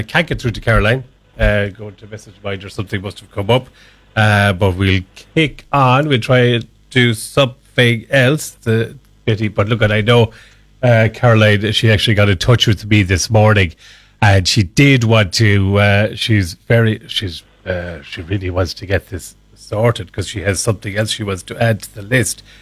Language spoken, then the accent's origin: English; Ireland